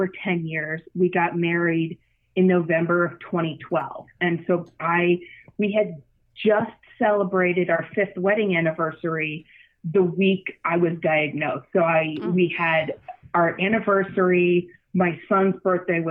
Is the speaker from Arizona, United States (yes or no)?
yes; Arizona, United States; moved away as an adult; now in New York, United States; I'm originally from Arizona